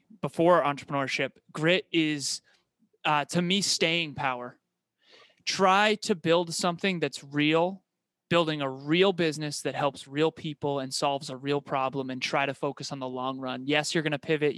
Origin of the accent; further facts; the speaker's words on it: Uxbridge, Massachusetts, United States; I was born and raised in Uxbridge, Massachusetts in the United States